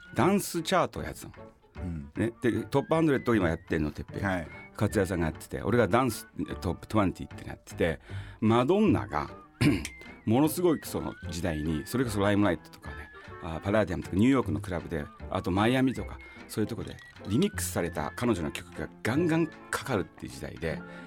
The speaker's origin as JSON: {"language": "Japanese", "region": "Tokyo", "country": "Japan", "tie": "born or raised there", "also_born_or_lived": "Osaka / Nagoya", "moved": "yes", "said": "僕もともと東京出身"}